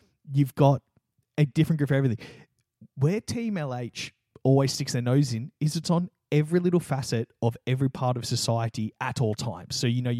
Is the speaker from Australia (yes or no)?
yes; Australia